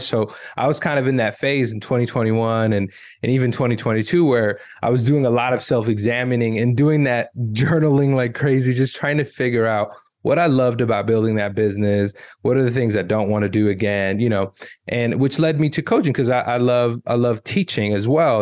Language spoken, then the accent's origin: English; United States; I grew up in America